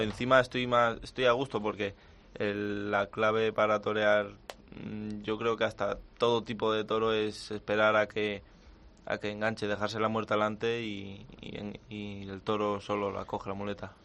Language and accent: Spanish; Colmenar Viejo, Community of Madrid, Spain; el ser de Madrid y de la zona de la que yo soy, de la Sierra de, de Madrid y de Colmenar Viejo